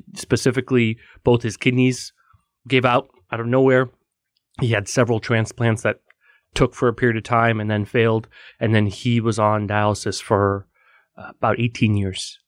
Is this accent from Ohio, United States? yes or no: no; Bay Area, Silicon Valley, California, United States; moved away as an adult; now in New York, United States; I am originally from the Bay Area, uh, Silicon Valley. So I'm a California kid who's a, a New York convert